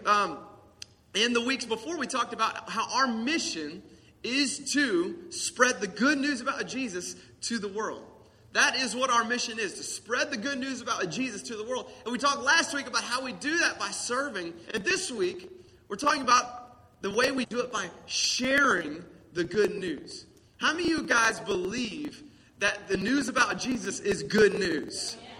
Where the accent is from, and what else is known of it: the South, United States; accent: country